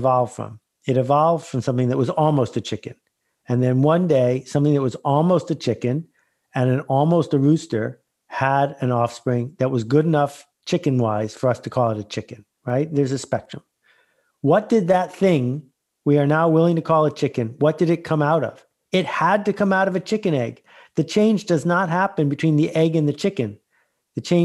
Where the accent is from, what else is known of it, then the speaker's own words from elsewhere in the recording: Algonquin Park, Ontario, Canada; I'm from Algonquin Park, so not that far away